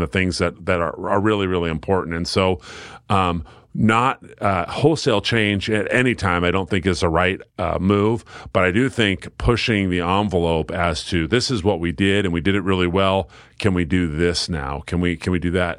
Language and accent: English; Silverton, Oregon, United States; fabulous, positive experience growing up in Silverton.